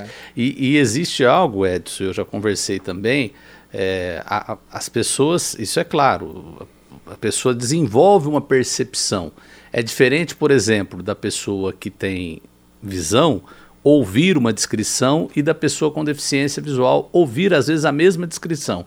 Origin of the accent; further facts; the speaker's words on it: Campinas, São Paulo, Brazil; also born or lived in southern Minas Gerais; fui criado, em, em, fui para Campinas aos quatro anos de idade